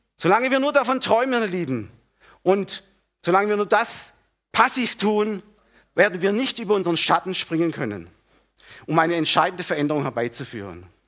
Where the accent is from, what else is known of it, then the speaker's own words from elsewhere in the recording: Germany; wir Deutsche, gerade wir Deutsche oder Mitteleuropäer, nein, wir Deutsche